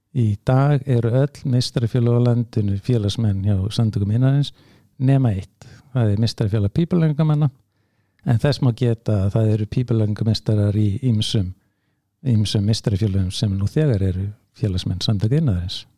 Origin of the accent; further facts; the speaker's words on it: Hafnarfjörður, Capital Region, Iceland; í Hafnafjörði sem minn heimabæðir